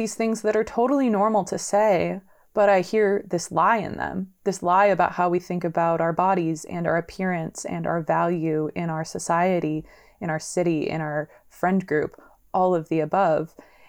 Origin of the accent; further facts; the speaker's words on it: San Diego, California, United States; also born or lived in Los Angeles, California; I'm originally from San Diego, California.